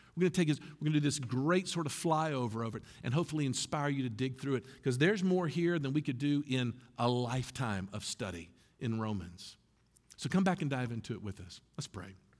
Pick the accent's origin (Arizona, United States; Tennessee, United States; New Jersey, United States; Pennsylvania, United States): Tennessee, United States; Memphis; moved away; I was from Memphis